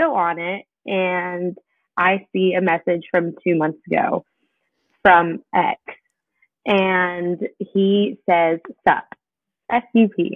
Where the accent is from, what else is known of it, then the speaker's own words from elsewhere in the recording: Southern California, United States; moved away as an adult; now in Kentucky, United States; I was born and raised in Southern California on an Air Force base